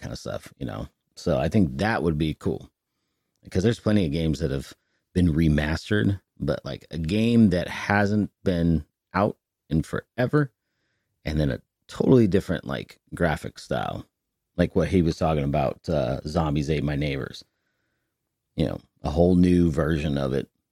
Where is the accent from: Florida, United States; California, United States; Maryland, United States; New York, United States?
California, United States; Northern; moved away; I'm from NorCal